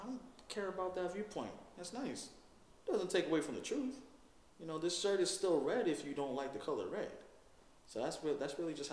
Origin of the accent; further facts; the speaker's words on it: Virginia, United States; I'm from Virginia